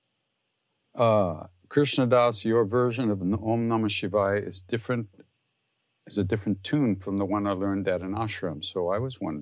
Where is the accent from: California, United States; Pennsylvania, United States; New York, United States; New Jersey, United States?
New York, United States; Long Island; I'm from Long Island, so I sing like I'm from Long Island